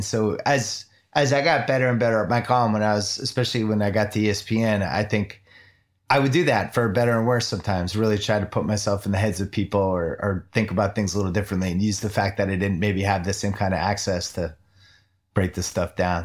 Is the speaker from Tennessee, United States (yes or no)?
no; Chestnut Hill, Massachusetts, United States; I grew up in Chestnut Hill, Massachusetts